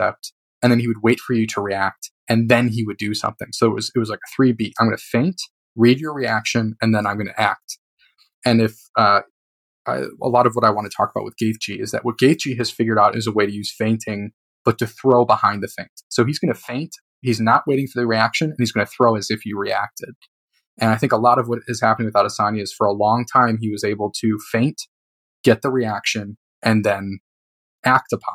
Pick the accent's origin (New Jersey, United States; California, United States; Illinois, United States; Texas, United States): Illinois, United States; Chicago; I'm from Chicago